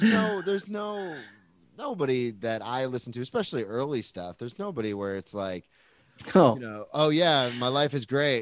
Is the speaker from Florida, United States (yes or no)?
yes; Jacksonville, Florida, United States; I'm some nobody from Jacksonville, but I study comedy.